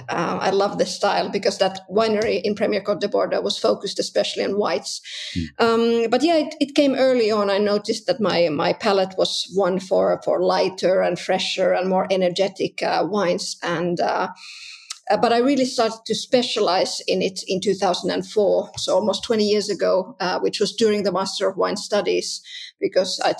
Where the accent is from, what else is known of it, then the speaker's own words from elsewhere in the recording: Southern Finland, Finland; English is a second language; Yeah, that's right. That's right. Uh, in the south of Finland.